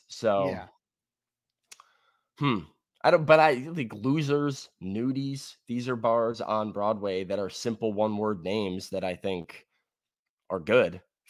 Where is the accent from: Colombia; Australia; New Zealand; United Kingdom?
Australia; I'm Australian, dude.